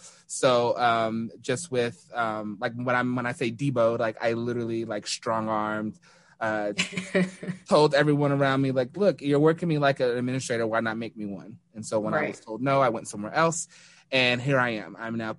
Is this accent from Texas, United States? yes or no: yes; Denton, Texas, United States; moved away as an adult; also born or lived in North Dallas, Texas / Louisville / Plano, Texas; now in Newark, United States; Dallas, but I've lived in Louisville, Plano, but I call Denton, Texas home. Yes. I grew up again in Denton and left the North Texas area to go to school